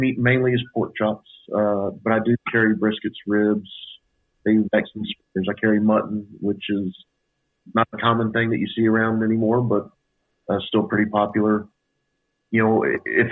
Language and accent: English; Austin, Texas, United States; Born and raised here in Austin.